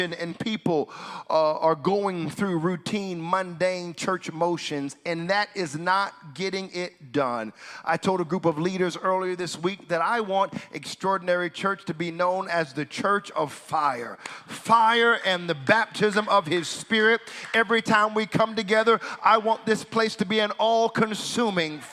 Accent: United States; moved away; I'm from the States

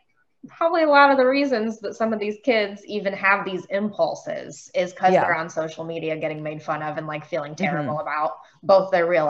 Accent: Beachwood, Ohio, United States; I grew up in Beechwood, which is a little city like 20 minutes east of Cleveland.

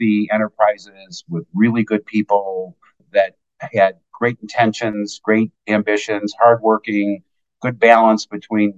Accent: Oak Park, Illinois, United States; my hometown of Oak Park, Illinois

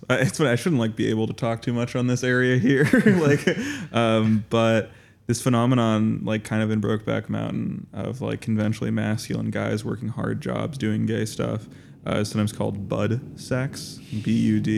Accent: Las Vegas, Nevada, United States; it's like growing up in Las Vegas and growing up in the corporate Las Vegas, we all know it's like, no, right before the great corporate ta- takeover

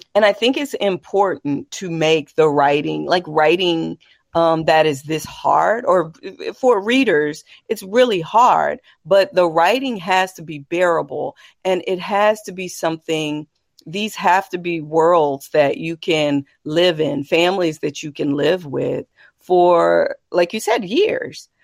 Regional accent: Texas, United States; as a Texan, as a woman

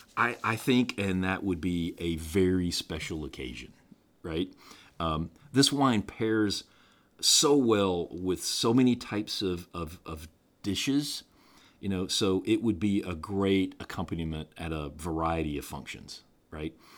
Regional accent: the American South, United States; being a Southerner

